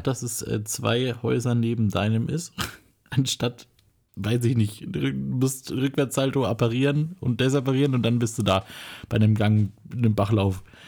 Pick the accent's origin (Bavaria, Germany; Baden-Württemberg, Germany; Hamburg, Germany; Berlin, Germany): Bavaria, Germany; Nuremberg; bei uns in Nürnberg